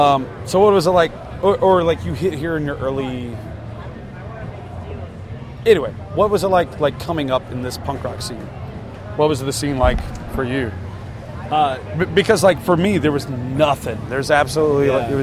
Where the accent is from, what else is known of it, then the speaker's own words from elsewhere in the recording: Shreveport, Louisiana, United States; moved away; I grew up in a town called Shreveport, Louisiana. It's about 30 minutes away from Texas, 45 from Arkansas.